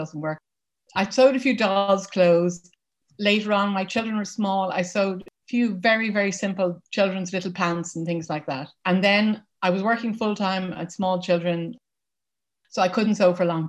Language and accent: English; Dublin, Leinster, Ireland; moved away as an adult; now in County Wexford, Ireland; I'm from Dublin, which is the capital city where I lived until 6 years ago when we moved to rural Ireland.